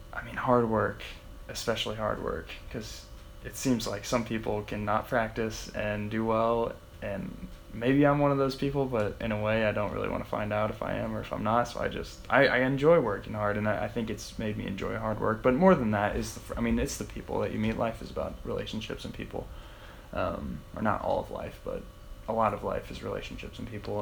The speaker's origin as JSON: {"language": "English", "town": "Wheelersburg", "region": "Ohio", "country": "United States", "tie": "born or raised there", "also_born_or_lived": "Portsmouth, Ohio / Akron, Ohio", "moved": "as an adult", "said": "So I'm from Portsmouth, Ohio, actually Wheelersburg. Um, it's like four hours south uh, west, kind of, of Akron. So I've played golf there. I grew up there."}